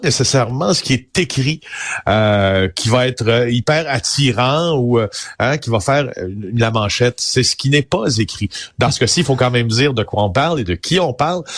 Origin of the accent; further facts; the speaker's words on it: Témiscamingue, Quebec, Canada; je viens du Témiscamingue, d'accord, une région que j'adore, euh, qui, qui où, j'ai eu une, enfance merveilleuse dans la nature